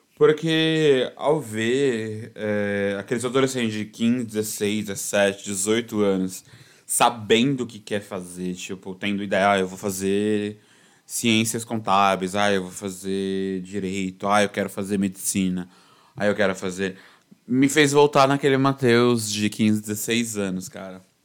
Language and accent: Portuguese; São Paulo, Brazil; eu sou paulistano